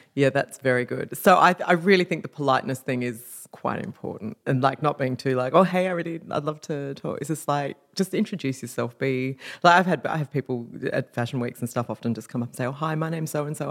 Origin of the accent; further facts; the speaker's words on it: Perth, Western Australia, Australia; moved away as an adult; also born or lived in London; now in Sydney, Australia; when I moved to Sydney, because I'm from Perth, after living in London for five years